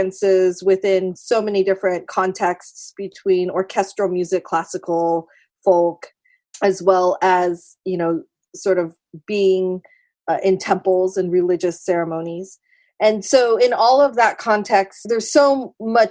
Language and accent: English; San Jose, California, United States; I grew up in San Jose J-Town